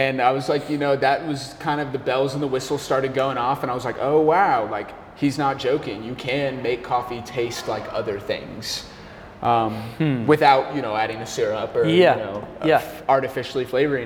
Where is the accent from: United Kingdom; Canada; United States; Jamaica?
United States; Arizona; born or raised there; now in Washington, PA, United States